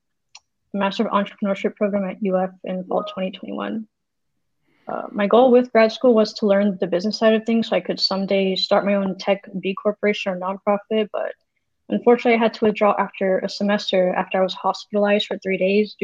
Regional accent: Florida, United States; now in California, United States; I grew up in Florida

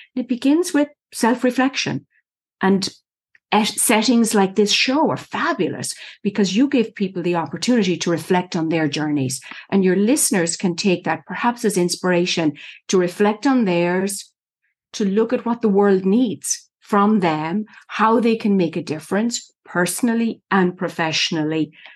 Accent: Ireland; moved away as an adult; now in United States; I was born and raised in Ireland, went to college there. The eldest of six children grew up in the middle of the country on a farm, dairy farm.

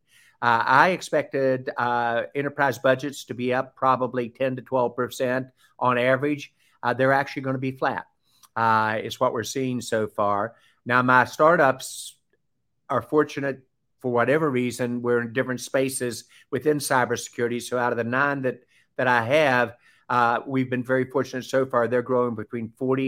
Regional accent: Southern, United States; accent: Southern; my Southern accent

